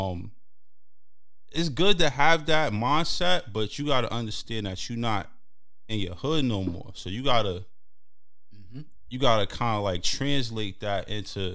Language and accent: English; New York City, New York, United States; Being a teen growing up in Brooklyn and Harlem